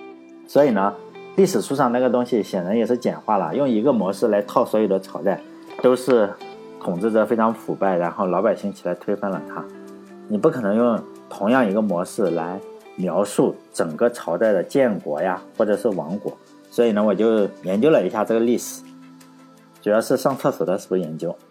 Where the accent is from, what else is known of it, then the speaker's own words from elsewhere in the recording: Shandong, China; 我老家是山东的